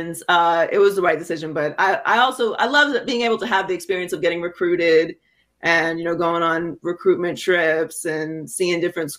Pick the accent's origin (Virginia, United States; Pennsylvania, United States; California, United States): Pennsylvania, United States; Pittsburgh; moved away as an adult; also born or lived in Miami; Well, I grew up in Pittsburgh. So I was born and raised in Pittsburgh.